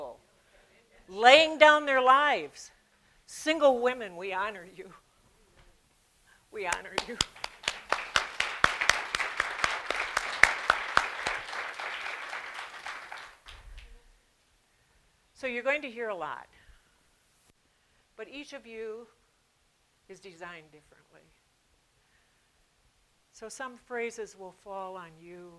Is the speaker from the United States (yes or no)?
yes; United States; moved away as an adult; also born or lived in Peru; I'm an American woman